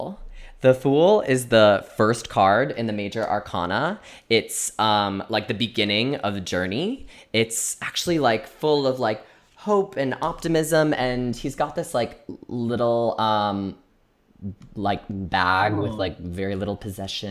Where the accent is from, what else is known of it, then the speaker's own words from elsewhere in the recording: Chicago, Illinois, United States; I am not a New Yorker, I'm a Chicagoan